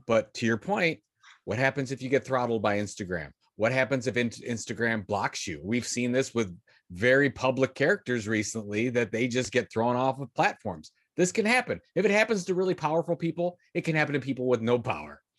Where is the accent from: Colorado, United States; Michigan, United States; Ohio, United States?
Ohio, United States; Sandusky; I grew up in Sandusky, Ohio, is, which is between Toledo and Cleveland, Ohio